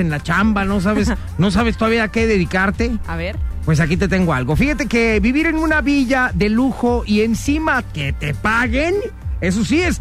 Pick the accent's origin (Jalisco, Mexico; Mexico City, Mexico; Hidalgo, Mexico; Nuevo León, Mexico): Jalisco, Mexico; Guadalajara; es un platillo típico de mi ciudad. Yo vengo de Guadalajara